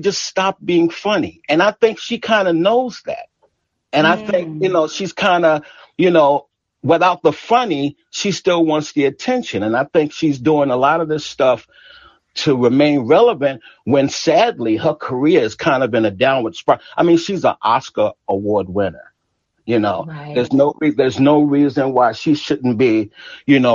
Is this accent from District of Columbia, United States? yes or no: yes; Washington, District of Columbia, United States; I'm from DC, so I'm not far from Baltimore